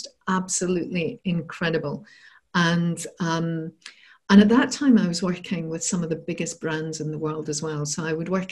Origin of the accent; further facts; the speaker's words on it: Scotland, United Kingdom; also born or lived in Bath; So I'm from Scotland and I'd moved down south to Bath to work in London.